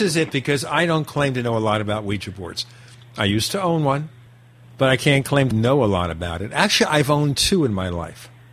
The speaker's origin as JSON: {"language": "English", "town": "New York City", "region": "New York", "country": "United States", "tie": "born or raised there", "said": "We grew up in Brooklyn, New York"}